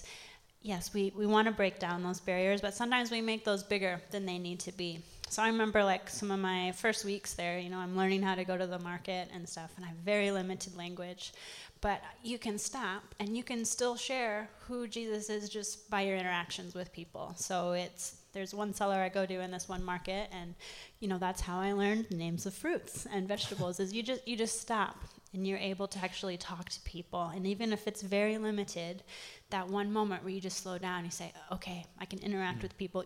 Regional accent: Ames, Iowa, United States; moved away; I grew up in Ames

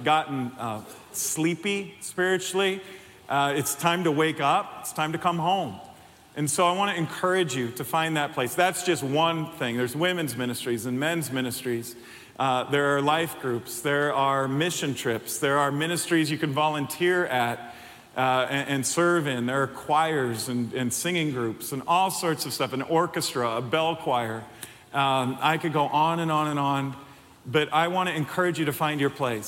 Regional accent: Chicago, Illinois, United States; moved away as an adult; now in Iowa, United States; I'm not from here, but this is home now. We've lived here 29 years. That's longer than we've lived anywhere by far. And we're from Chicago, but this is home.

